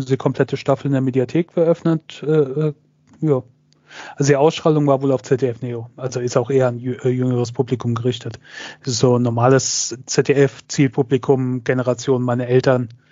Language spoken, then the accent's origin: German; Germany; hier bei uns in Deutschland